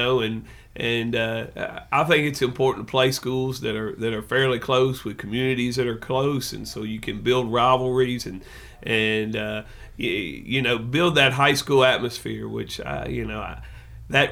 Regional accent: West Tennessee, United States; also born or lived in Cleveland, Tennessee / Oak Ridge, Tennessee / Memphis, Tennessee; I grew up West Tennessee

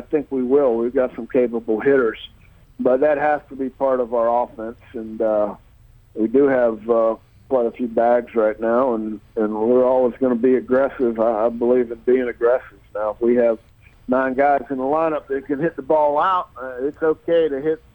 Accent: Pittsburgh, Pennsylvania, United States; moved away; I'm from Pittsburgh

